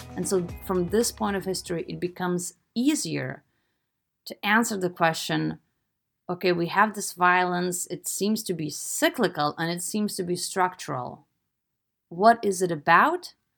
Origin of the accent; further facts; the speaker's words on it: Lithuania; I'm from Eastern Europe. I'm from Lithuania